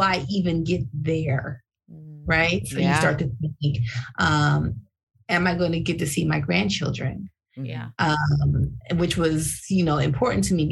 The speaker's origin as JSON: {"language": "English", "town": "San Diego", "region": "California", "country": "United States", "tie": "born or raised there", "moved": "as an adult", "lives_now": "Philadelphia, United States", "said": "I was born in Philly, raised in San Diego."}